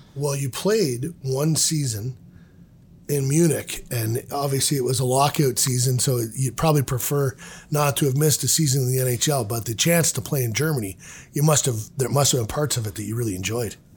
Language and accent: English; Ontario, Canada; I'm growing up in Ontario